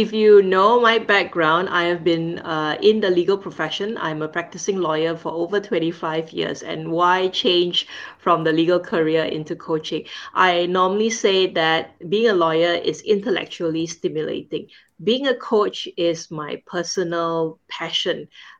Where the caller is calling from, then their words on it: Singapore; I'm calling in from Singapore, and right now is 9:30 p.m.